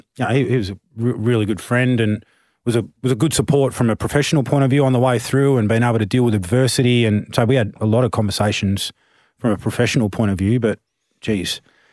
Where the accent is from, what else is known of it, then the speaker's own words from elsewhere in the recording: Tasmania, Australia; Yeah, I'm from Tasmania, mate, not Queensland.